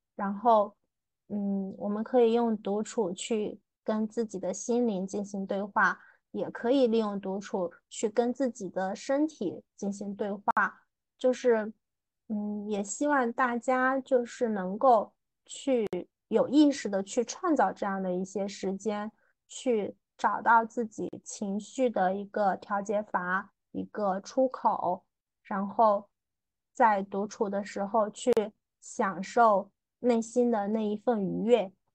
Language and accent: Chinese; southern China, China; 作为一个南方人